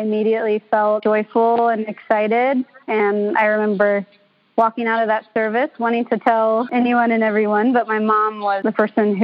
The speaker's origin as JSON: {"language": "English", "region": "Kentucky", "country": "United States", "moved": "as an adult", "lives_now": "Seattle, United States", "said": "I'm from Kentucky. I just moved out across the country from my family on my own just a few years ago"}